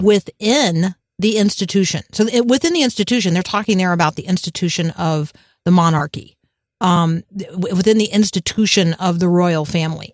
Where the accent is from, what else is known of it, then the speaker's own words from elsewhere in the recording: United States; I'm a Protestant, um, and I'm an American